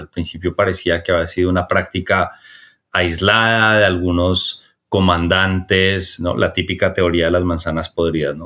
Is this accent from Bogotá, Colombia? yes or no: yes; Bogotá, Colombia; quienes nacimos y crecimos en, en Bogotá